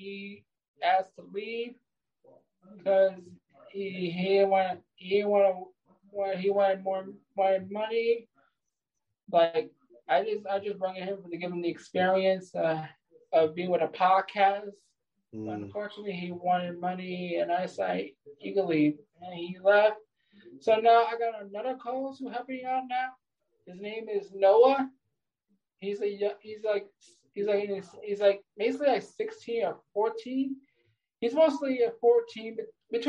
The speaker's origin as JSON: {"language": "English", "region": "New York", "country": "United States", "said": "I'm from the state of New York."}